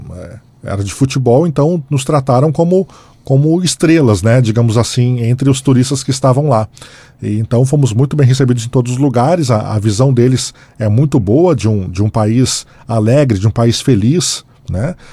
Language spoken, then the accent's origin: Portuguese; Santa Maria, Rio Grande do Sul, Brazil; now in Brasília, Brazil; Escolhi minha cidade natal